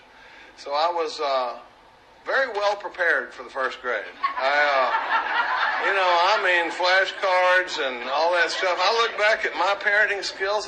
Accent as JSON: {"language": "English", "town": "Dallas", "region": "Texas", "country": "United States", "tie": "born or raised there", "said": "I grew up in Dallas, Texas, during the baby boom."}